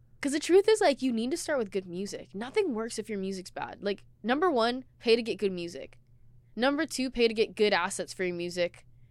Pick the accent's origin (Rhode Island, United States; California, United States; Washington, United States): Washington, United States; Seattle; I was born and raised in Seattle